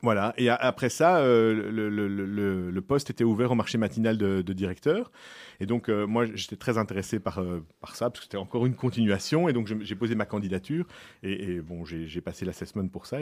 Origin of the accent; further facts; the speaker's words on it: Brussels, Brussels-Capital Region, Belgium; je suis bruxellois, euh, depuis toujours